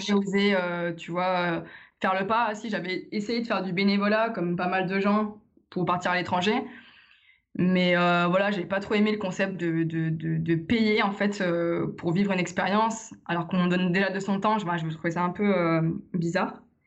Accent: Lyon, Auvergne-Rhône-Alpes, France; je suis de Lyon

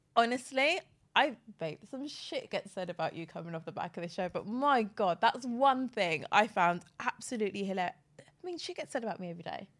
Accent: Cockfosters, London, United Kingdom; If I wanna sound one way, I'll say North London. If I wanna sound another way, I'll say I'm from Cock Fosters in Hertfordshire

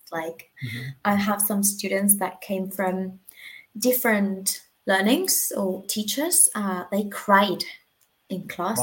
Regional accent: Argentina; English is a second language; moved away as an adult; now in Spain; I'm from Argentina

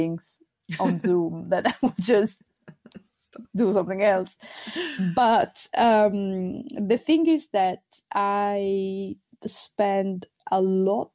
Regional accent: Sardinia, Italy; first language Sardinian; English is a second language; now in Amsterdam, Netherlands; in Sardinian, that's my native language

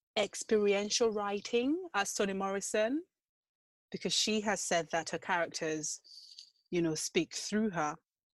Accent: Nigeria; as a Nigerian who grew up in a religious household

